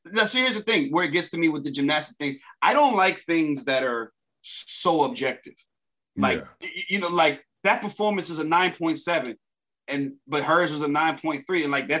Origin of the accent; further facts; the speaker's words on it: Jamaica; being Jamaican